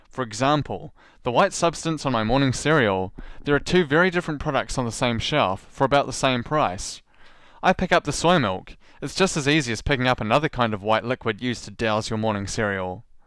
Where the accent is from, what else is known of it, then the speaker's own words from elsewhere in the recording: New Zealand; accent: New Zealand; my New Zealand accent